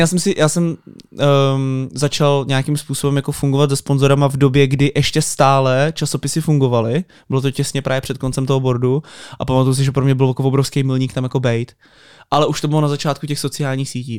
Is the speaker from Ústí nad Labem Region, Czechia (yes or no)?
yes; Most, Ústí nad Labem Region, Czechia; já jsem třeba z Mostu, z malého města